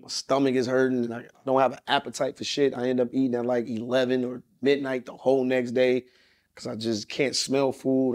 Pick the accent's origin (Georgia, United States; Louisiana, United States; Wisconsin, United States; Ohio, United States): Georgia, United States; Atlanta; also born or lived in Los Angeles; growing up in Atlanta